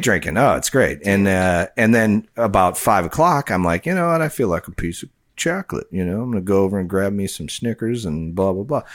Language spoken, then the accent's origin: English; Chicago, Illinois, United States; my area where I grew up in Chicagoland area